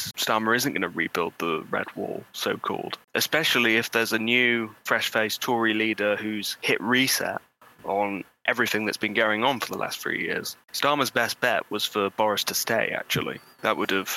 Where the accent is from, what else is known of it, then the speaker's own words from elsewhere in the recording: Bolsover, East Midlands, United Kingdom; I'm from Bolsover, which is one of the most intensely Brexity places in the country